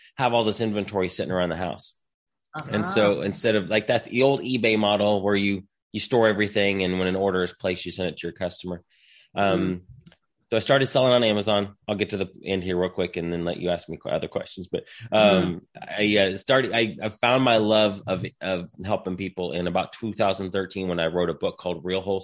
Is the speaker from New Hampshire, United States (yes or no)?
no; Indiana, United States; moved away as an adult; now in Texas, United States; So I'm from Indiana originally. I live here in Texas now. I moved to Texas in 2008.